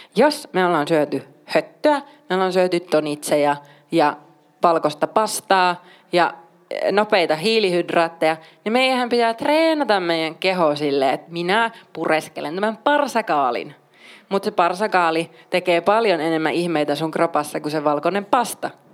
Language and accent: Finnish; Oulu, North Ostrobothnia, Finland; mä oon paljasjalkainen oululainen